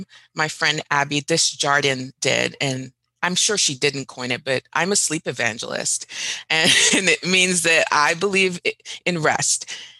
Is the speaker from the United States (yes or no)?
no; Dubai, United Arab Emirates; also born or lived in Doha, Qatar / Riyadh, Saudi Arabia; Fun fact, Jim, I grew up in the Middle East. So I grew up in Dubai and in Doha, Qatar, Riyadh, Saudi Arabia.